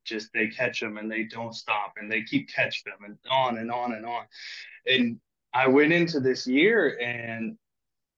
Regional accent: California, United States; I'm from California. We don't have big water like

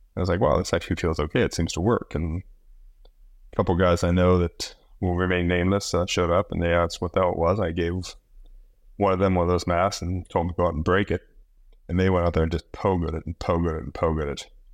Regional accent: Midwest, United States; moved away as an adult; also born or lived in Indiana; now in Maui, United States; I was born and raised in the Midwest, was living back in Indiana

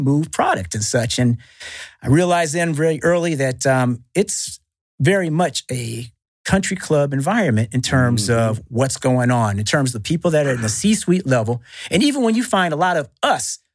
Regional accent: Northern California, United States; growing up in Northern California, there right by Silicon Valley

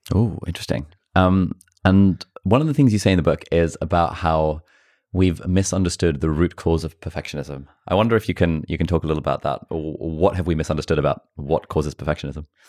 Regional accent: Pakistan; I'm from Pakistan

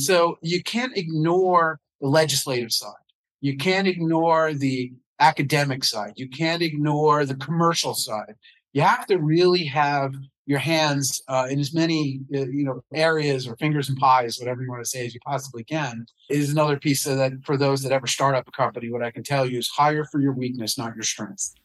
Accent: United States; also born or lived in New York City / New Jersey; I was your typical kid growing up in New York City in the suburbs of New Jersey

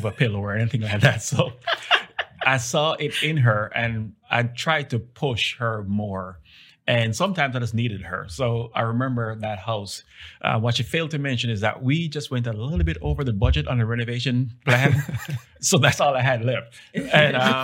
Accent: Jamaica; now in Dallas, United States; I'm from Jamaica originally

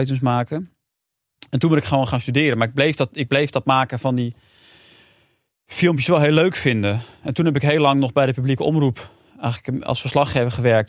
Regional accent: Amersfoort, Utrecht, Netherlands; Ik kwam uit Amersfoort

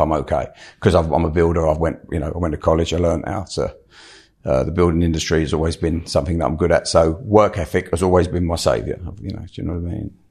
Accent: London, United Kingdom; I grew up in South London

